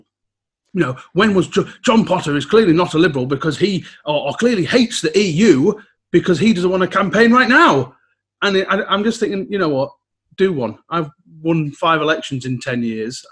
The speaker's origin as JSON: {"language": "English", "area": "West Cumbria", "region": "North West England", "country": "United Kingdom", "tie": "born or raised there", "said": "I grew up in West Cumbria near Sellafield"}